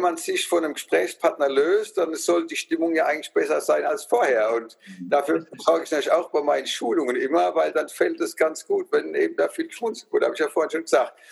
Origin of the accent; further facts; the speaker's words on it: Rhineland-Palatinate, Germany; accent: Palatinate dialect (Pfälzisch); dass ich Pfälzer bin, ne, von meinem Dialekt, der einfach mitschwingt